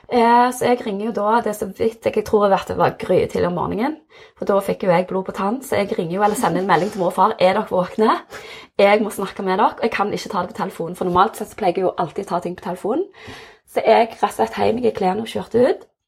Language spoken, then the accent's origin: Norwegian; Jørpeland, Rogaland, Norway; also born or lived in South Korea / Stavanger; jeg er oppvokst på Jørpeland, adoptert fra Sør-Korea, så jeg var åtte måneder da jeg kom til Norge. Og har vokst opp på Jørpeland